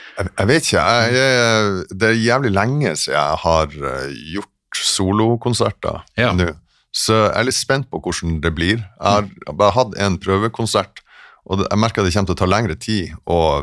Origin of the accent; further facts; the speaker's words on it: Sortland, Nordland, Norway; moved away as an adult; also born or lived in Berlin / Stockholm; now in Oslo, Norway; Jeg er fra, fra Sortland